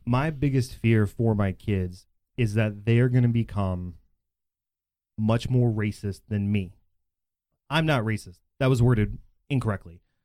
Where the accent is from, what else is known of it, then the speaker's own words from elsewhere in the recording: Bedford, Texas, United States; I grew up in in in Bedford, and I still live there